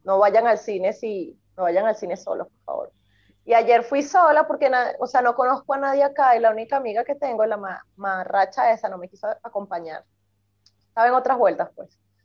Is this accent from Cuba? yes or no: no; Venezuela; moved away; Y nací en Venezuela